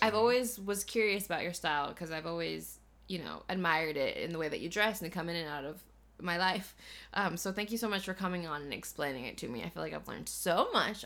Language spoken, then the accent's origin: English; Missouri, United States; now in Los Angeles, United States; when I go home to Missouri